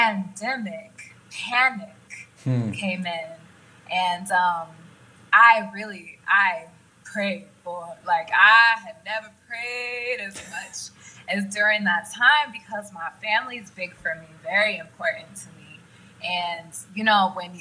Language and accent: English; Oklahoma, United States; moved away as an adult; also born or lived in Los Angeles; I'm from Oklahoma